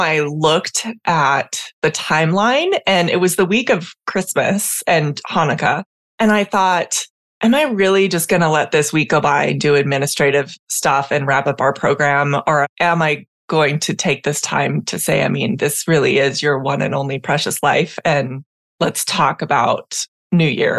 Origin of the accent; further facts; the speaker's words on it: San Diego, California, United States; also born or lived in Puerto Rico; I am from San Diego historically, where I spent my academic career, and now I'm spending much of my time in Puerto Rico